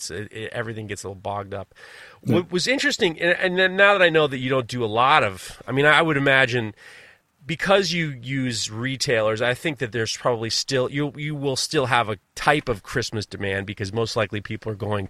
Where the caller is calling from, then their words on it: New York, United States; you're talking from Austria, and I'm talking from New York.